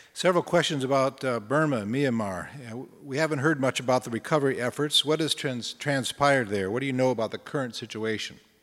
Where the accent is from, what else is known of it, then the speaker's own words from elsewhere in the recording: Minnesota, United States; speaking as a Minnesotan